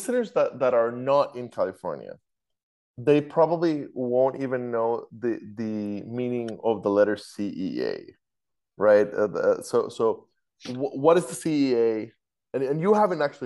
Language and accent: English; Costa Rica; moved away; I'm from Costa Rica, so I'm used to earthquakes. I lived through several 6 and 7 point earthquakes back in Costa Rica when I was growing up.